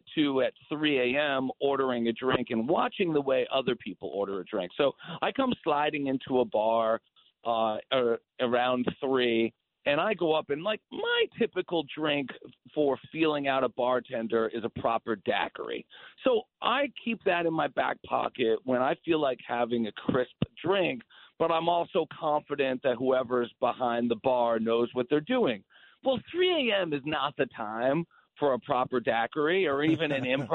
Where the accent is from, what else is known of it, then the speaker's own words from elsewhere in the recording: Paterson, New Jersey, United States; moved away; I'm from Jersey. I was born in Patterson.